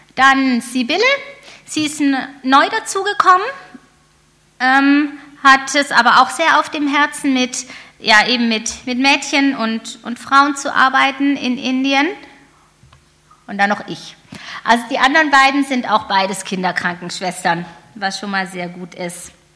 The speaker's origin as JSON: {"language": "German", "country": "Germany", "said": "als Deutsche"}